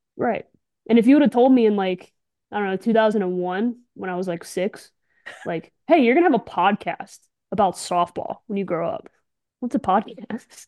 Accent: Morris, Alabama, United States; also born or lived in Birmingham, Alabama; Lived in Morris, Alabama, my whole life

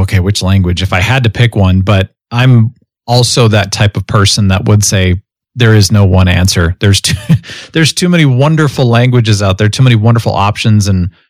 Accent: United States; I'm from the United States

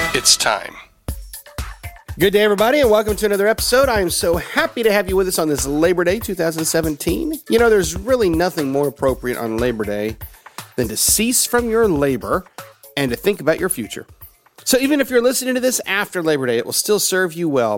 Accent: Tennessee, United States; also born or lived in Georgia / Oklahoma; I grew up in the South. I was born in Georgia. And except for the seven years that we lived in Oklahoma and the time that I was in college, the rest of my life has pretty much been in Tennessee.

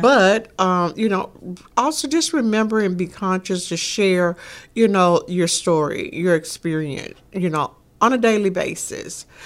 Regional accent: Shreveport, Louisiana, United States; growing up in Shreveport, Louisiana.

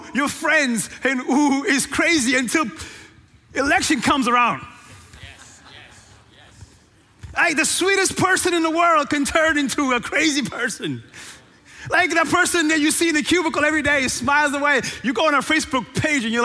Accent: Cape Verde; moved away; born and raised in Cape Verde

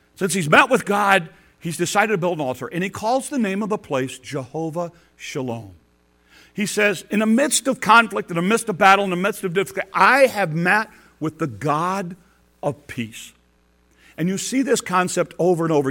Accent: Detroit and Chicago, Midwest, United States; moved away; growing up in Detroit and Chicago

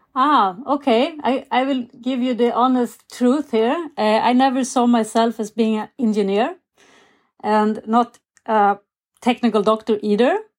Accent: Sweden; growing up in Sweden

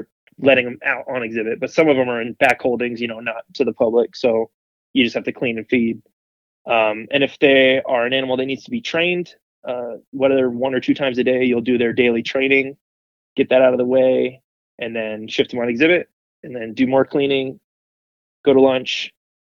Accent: South Florida, United States; moved away as an adult; now in El Paso, United States; I grew up in South Florida, so already there, you know, that's home to all kinds of wildlife.

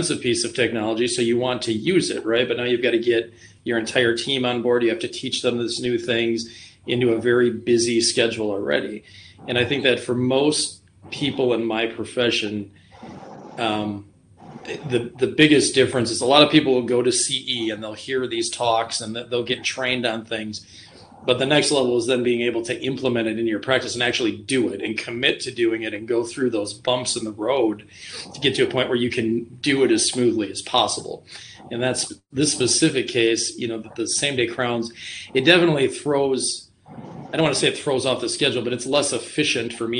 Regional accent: Rhinelander, Wisconsin, United States; also born or lived in Green Bay; now in Wausau, United States; I'm from Rhinelander originally.

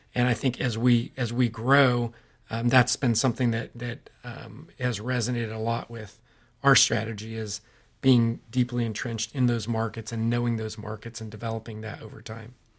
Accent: Modesto, California, United States; We, uh, were both born and raised in Modesto, California, um, Central Valley of California

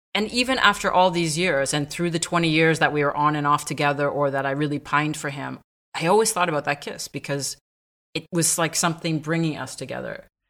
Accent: Montreal, Quebec, Canada; moved away as an adult; also born or lived in south of France; now in France; I was born in Montreal

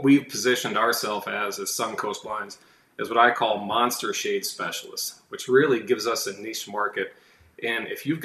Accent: Northwest Indiana, United States; moved away as an adult; now in Southwest Florida, United States; growing up in Northwest Indiana

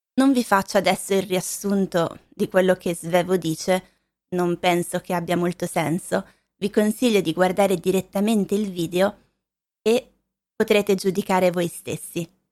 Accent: Lombardy, Italy; also born or lived in Valle Vigezzo, Piedmont; Io sono originaria della Lombardia

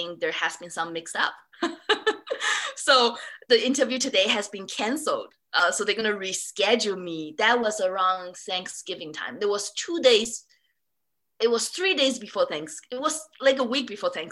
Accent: Singapore; moved away; also born or lived in London, United Kingdom; I grew up in Singapore, I study in London School of Economic and Political Science.

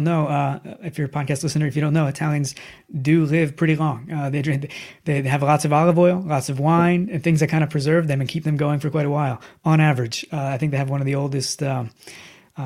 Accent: United States; moved away as an adult; now in Italy; I'm an American. I live in Italy now since 2007

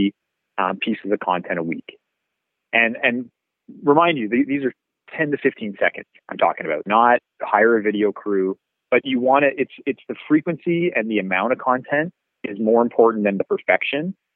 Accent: Brantford, Ontario, Canada; I had almost a decade in my hometown of being a realtor

